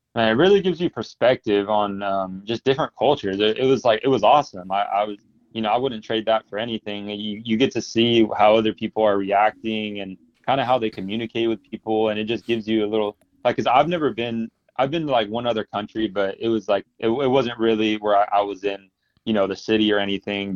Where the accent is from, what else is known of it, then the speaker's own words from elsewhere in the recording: Fresno, California, United States; also born or lived in Bakersfield; I'm from Fresno and I, I, grew up here